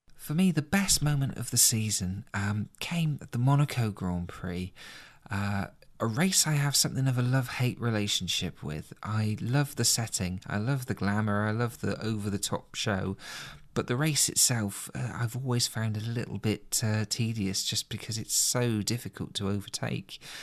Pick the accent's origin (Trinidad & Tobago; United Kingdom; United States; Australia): United Kingdom; being a Brit